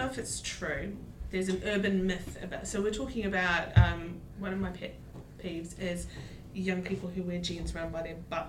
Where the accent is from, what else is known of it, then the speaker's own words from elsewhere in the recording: New Zealand; accent: Kiwi; moved away as an adult; also born or lived in Sydney, Australia; So I'm from New Zealand, and I moved to Australia and lived in Sydney for a few years.